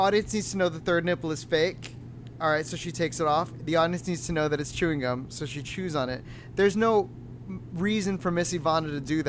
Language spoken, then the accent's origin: English; Daytona Beach, Florida, United States; I grew up near Daytona Beach